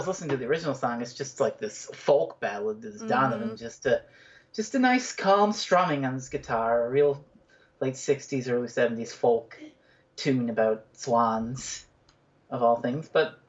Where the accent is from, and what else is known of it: Newfoundland and Labrador, Canada